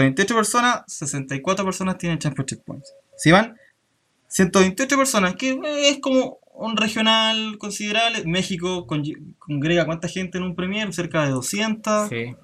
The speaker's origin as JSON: {"language": "Spanish", "country": "Chile", "said": "hemos tratado de ir de, como comunidad chilena"}